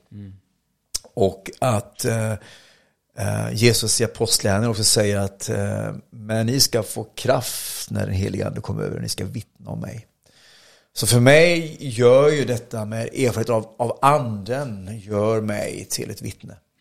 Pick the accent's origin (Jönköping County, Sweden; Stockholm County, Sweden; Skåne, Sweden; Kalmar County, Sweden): Kalmar County, Sweden; Oskarshamn; also born or lived in Motala; jag är från Oskarshamn i Småland